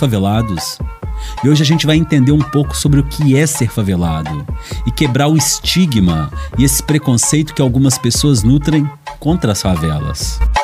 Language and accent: Portuguese; Belo Horizonte, Minas Gerais, Brazil; now in Timóteo, Brazil; Eu nasci numa quebrada de Belo Horizonte, numa favela arrumada